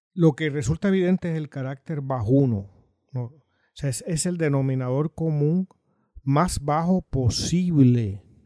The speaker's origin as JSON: {"language": "Spanish", "country": "Puerto Rico", "said": "El resto de los puertorriqueños no existimos"}